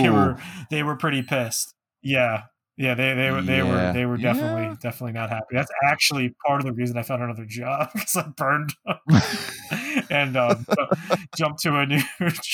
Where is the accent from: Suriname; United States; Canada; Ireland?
United States; New Jersey; now in Northeastern Pennsylvania, United States; I was born in New Jersey.